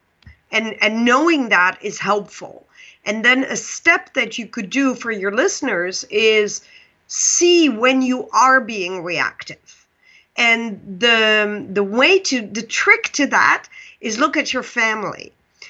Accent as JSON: {"language": "English", "country": "Netherlands", "also_born_or_lived": "Pakistan", "second_language": "English", "moved": "yes", "said": "I'm Dutch"}